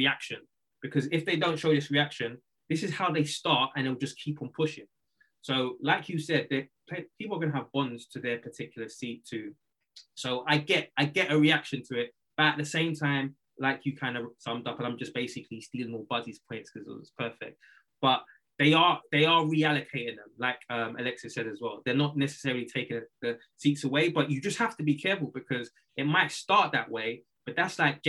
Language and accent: English; London, United Kingdom; I'm from London.